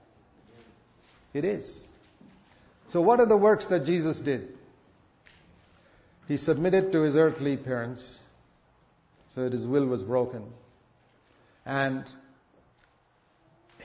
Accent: India; I come from India

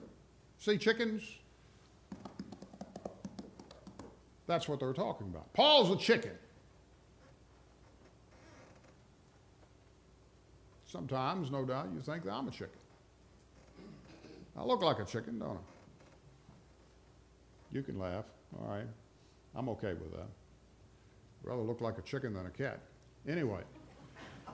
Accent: Rustburg, Virginia, United States; I'm from Rustburg, which is like the chief suburb of Lynchburg

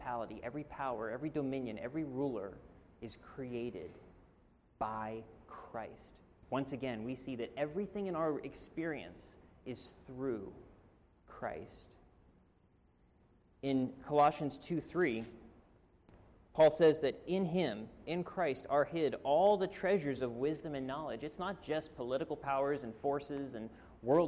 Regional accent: Pennsylvania, United States; also born or lived in Marina, California; now in California, United States; I'm originally from Pennsylvania.

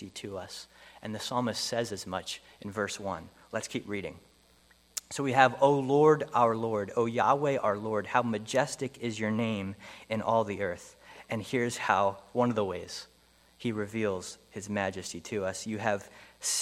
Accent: Pennsylvania, United States; moved away; I grew up in Pennsylvania

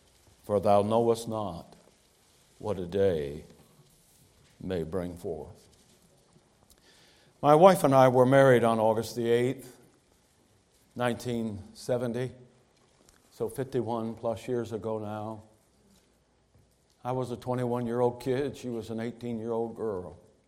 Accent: Michigan, United States; moved away as an adult; now in Ohio, United States; He mentioned that I grew up in Michigan. I live now in Ohio for the last 33 years.

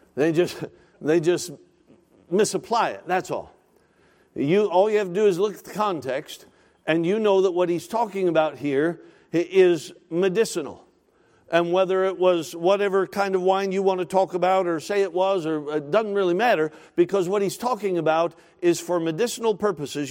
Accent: Alaska, United States; now in Woodbridge, United States; I grew up in Alaska, spent all my life in Alaska

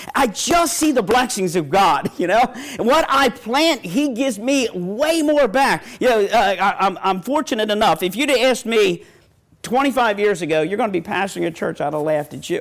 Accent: Ravens country, Maryland, United States; I'm from Ravens country.

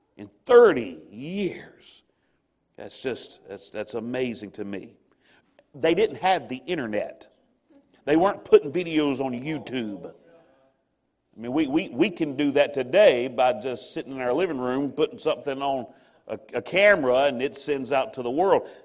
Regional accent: American South, United States; I'm an American or I'm Southern

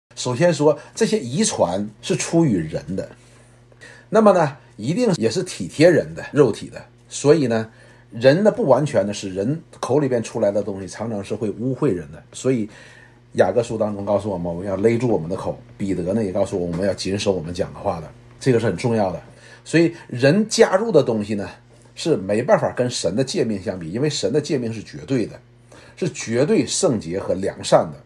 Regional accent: China; 那时候可能也是我们都是大陆的群体

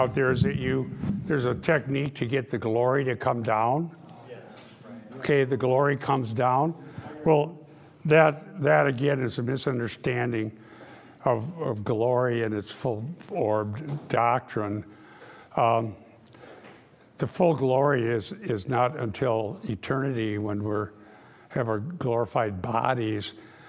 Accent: Iowa, United States; And I grew up in Dutch Reformed Northwest Iowa

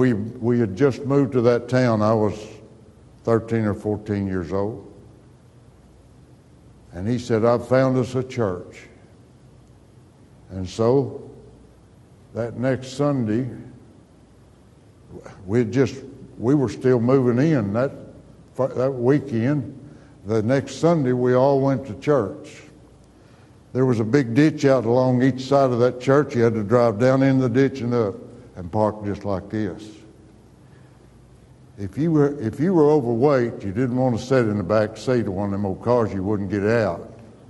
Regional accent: Stinnett, Texas, United States; My dad, we moved to Stinnett, Texas. There's nothing beautiful about that town. I wish I could say my hometown was a beautiful place. It's just a sand, just kind of, it was an oil field town.

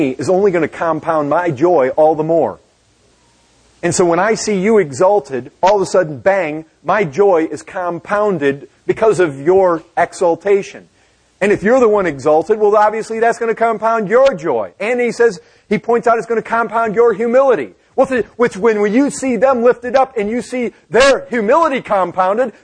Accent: Michigan, United States; I grew up in Michigan. We had lots of lakes

